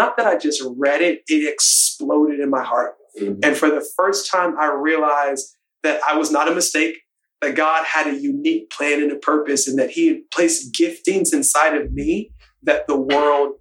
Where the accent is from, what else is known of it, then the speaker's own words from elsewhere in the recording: Baltimore, Maryland, United States; I was born in Baltimore. Parents are Bajan